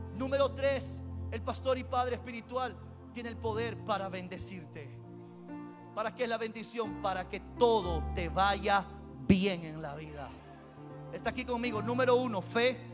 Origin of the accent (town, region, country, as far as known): Peru